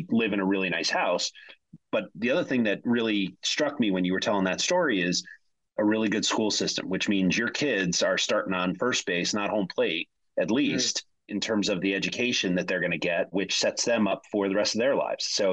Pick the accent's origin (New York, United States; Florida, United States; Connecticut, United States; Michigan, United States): Connecticut, United States; I'm from Connecticut, so I don't have that New England accent